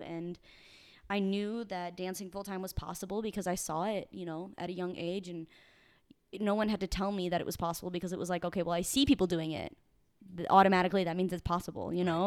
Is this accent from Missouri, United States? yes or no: yes; Saint Charles, Missouri, United States; moved away; I grew up in the Midwest in a small town called Saint Charles, about thirty minutes outside Saint Louis.